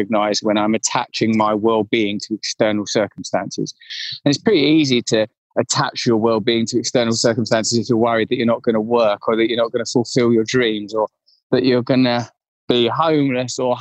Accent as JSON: {"language": "English", "area": "Essex", "region": "East of England", "country": "United Kingdom", "tie": "born or raised there", "said": "I grew up in Essex in the 80s and 90s."}